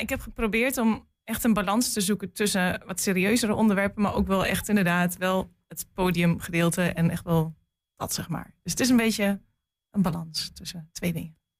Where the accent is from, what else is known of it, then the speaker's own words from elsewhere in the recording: Geesteren, Overijssel, Netherlands; also born or lived in Almelo; ik kom eigenlijk uit Geesteren. En ik ging in Almelo naar school.